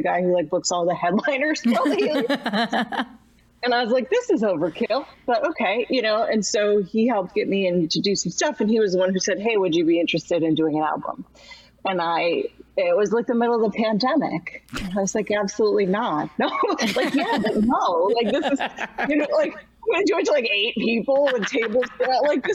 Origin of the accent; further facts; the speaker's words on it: Buffalo, New York, United States; I'm from there